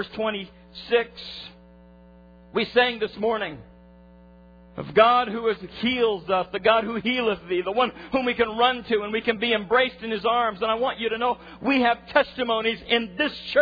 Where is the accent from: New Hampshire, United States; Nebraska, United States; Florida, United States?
Nebraska, United States; I'm a farm kid. I grew up in Nebraska